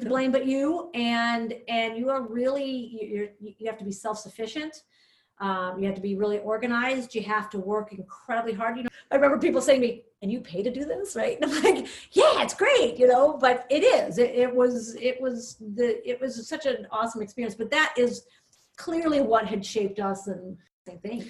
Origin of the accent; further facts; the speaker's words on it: Villa Park, Illinois, United States; moved away as an adult; now in Oak Park, United States; I grew up in Villa Park